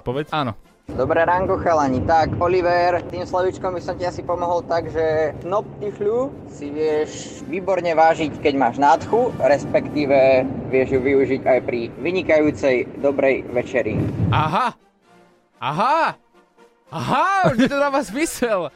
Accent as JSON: {"language": "Slovak", "country": "Slovakia", "said": "Odkiaľ si? Zo Slovenska."}